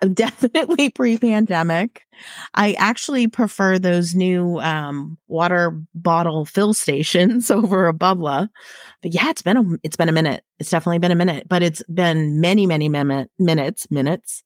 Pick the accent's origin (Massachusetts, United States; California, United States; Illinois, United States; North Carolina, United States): Massachusetts, United States; suburbs outside Boston; now in Texas, United States; I grew up in Massachusetts, um, and both my mom and dad also grew up in Massachusetts, so we were in the suburbs, um, outside the city of Boston.